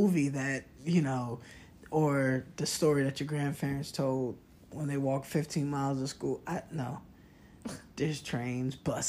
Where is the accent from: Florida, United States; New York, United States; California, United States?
New York, United States; moved away; growing up in New York, and it's cold